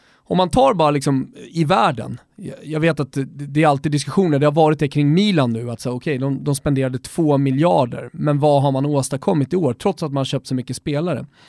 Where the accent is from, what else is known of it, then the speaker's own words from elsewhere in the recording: Sweden; som svensk